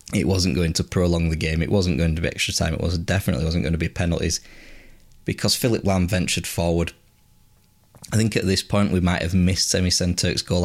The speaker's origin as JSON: {"language": "English", "region": "England", "country": "United Kingdom", "said": "as English supporters"}